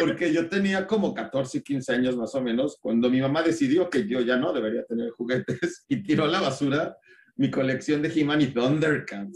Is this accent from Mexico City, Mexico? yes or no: no; Naucalpan, State of Mexico, Mexico; Yo viví en satélite de niño toda mi vida